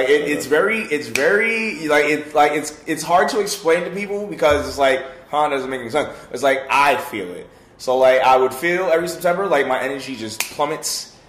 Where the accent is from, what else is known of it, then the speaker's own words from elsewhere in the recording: Bronx, New York, United States; The Bronx.